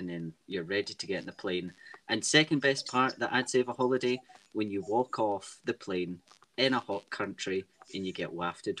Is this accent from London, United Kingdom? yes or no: no; Helensburgh, Scotland, United Kingdom; we are from Scotland, a wee town just outside of Glasgow